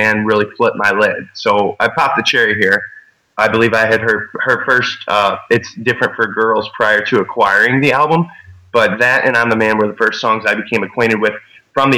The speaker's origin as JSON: {"language": "English", "town": "St. Louis", "region": "Missouri", "country": "United States", "tie": "born or raised there", "said": "I grew up in St. Louis, Missouri"}